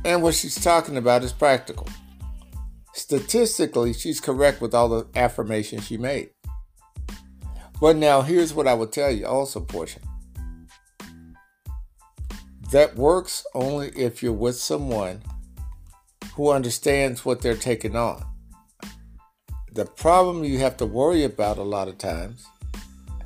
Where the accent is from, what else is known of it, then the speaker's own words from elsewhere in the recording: Mississippi, United States; At age 60, born and raised in Mississippi